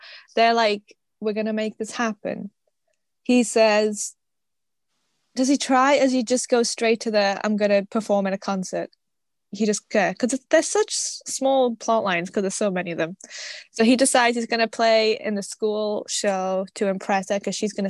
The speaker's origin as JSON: {"language": "English", "country": "United Kingdom", "said": "I'm British."}